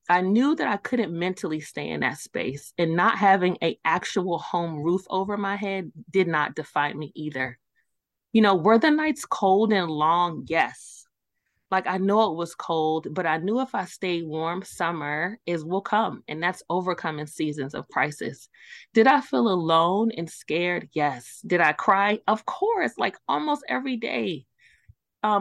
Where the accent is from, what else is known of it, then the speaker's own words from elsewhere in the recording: New York City, New York, United States; moved away; I'm originally from Brooklyn, New York. I am an East Coast born and raised